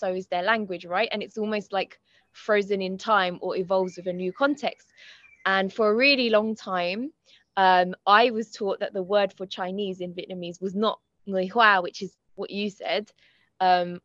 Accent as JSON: {"language": "English", "town": "Croydon", "region": "London", "country": "United Kingdom", "tie": "born or raised there", "said": "My mum's grandparents met in Croydon. I've lived there my whole life, except for very recently when I moved to North London"}